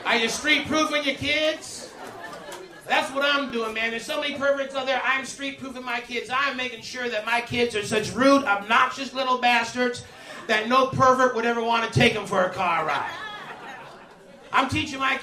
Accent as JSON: {"language": "English", "country": "Canada", "said": "I was Canadian"}